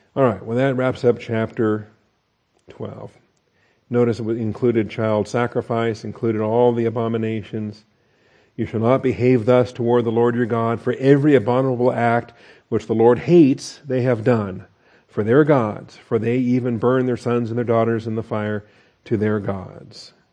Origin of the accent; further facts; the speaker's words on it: the Northwest, Pacific Northwest, United States; I grew up in the Northwest and we had totem poles in different places